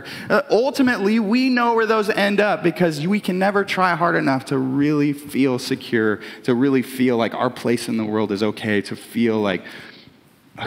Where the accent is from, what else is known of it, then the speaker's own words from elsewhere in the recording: Brashear, United States; I'm from Brashear, which there's a like one stop sign in Brashear.